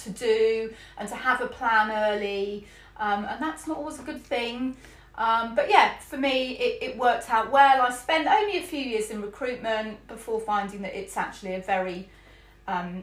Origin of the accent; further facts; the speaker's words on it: Isle of Wight, South East England, United Kingdom; moved away as an adult; also born or lived in London; now in St Albans, United Kingdom; growing up on the Isle of Wight